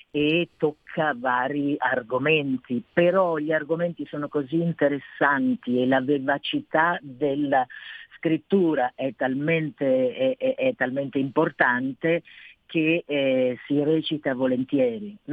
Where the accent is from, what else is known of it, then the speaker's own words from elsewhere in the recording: Milan, Lombardy, Italy; io dico che ho passato un'infanzia felicissima, io sono del Corvetto, i bambini erano curati, mai lasciati soli